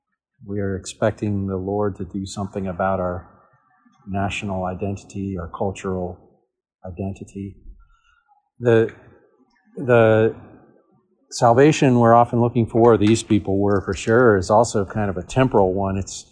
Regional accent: United States; As an American, I think I need to remind myself, Jesus is not an American.

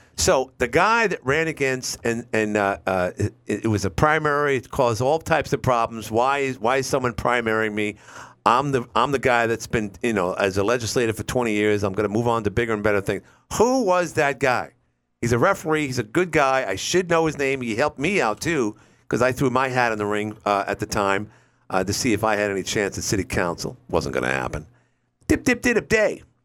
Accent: New York, United States; as a New Yorker

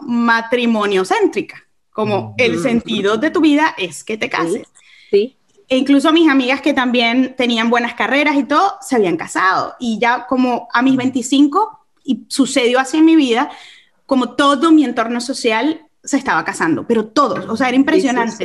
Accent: Caracas, Capital District, Venezuela; accent: caraqueño; moved away as an adult; also born or lived in England; yo nunca quiero perder mi caraqueño, yo soy de Caracas. Eh, yo nací, y crecí en Caracas

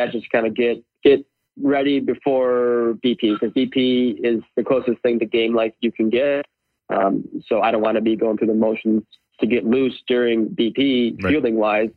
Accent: Michigan, United States; I'm from Michigan

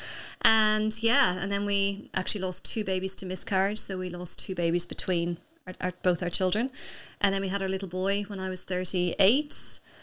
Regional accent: Ireland; also born or lived in Australia; now in Spain; my family back in Ireland

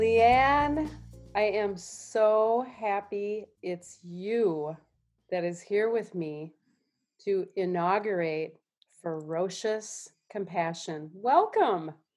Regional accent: Minneapolis, Minnesota, United States; I, I'm from Minneapolis

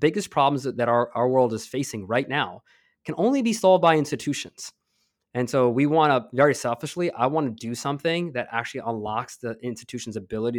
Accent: East Coast, United States; I grew up on the East Coast, and my parents came here when I was 5, and I grew up in a blue-collar family.

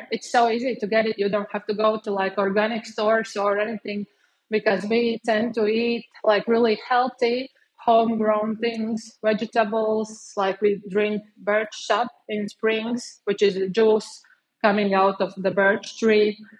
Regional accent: Cēsis, Latvia; moved away as an adult; also born or lived in Bangkok, Thailand; now in Bali, Indonesia; there's a river flowing from Sigulda down to Cēsis, where I'm from.

